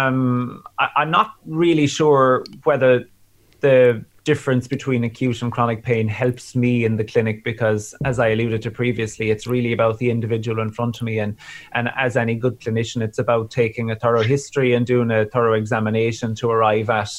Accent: Tralee, Munster, Ireland; I'm working in Southern Ireland in Kerry, and it's my in a town called Tralee, which is my hometown.

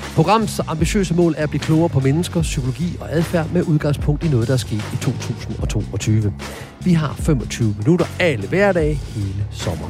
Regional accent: Horsens, Central Denmark Region, Denmark; jeg er født og opvokset i Horsens

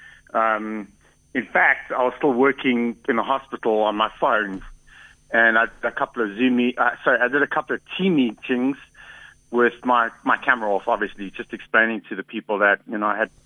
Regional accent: South Africa; I'm proudly South African

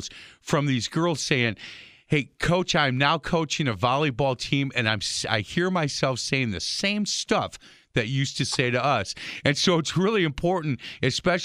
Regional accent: Milwaukee, Wisconsin, United States; I born and raised in Milwaukee. I love Milwaukee, and I love calling Milwaukee my home

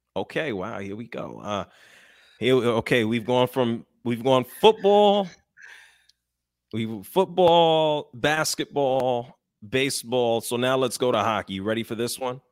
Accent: New York, United States; now in Atlanta, United States; I'm from New York, but I'm in Atlanta

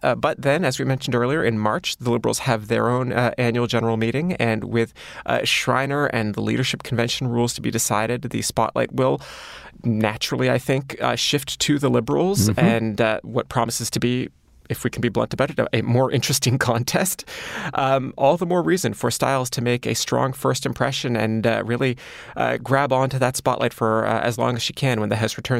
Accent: Ottawa, Ontario, Canada; born there; I want to preface this by saying I was born in Ottawa, and so I am sensitive to the concern that Mr. Williamson raises.

